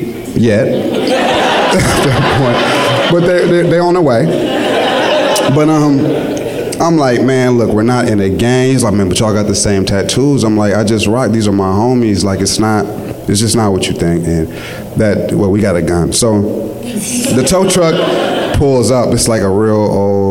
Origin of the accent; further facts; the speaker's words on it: Richmond, California, United States; I'm from Richmond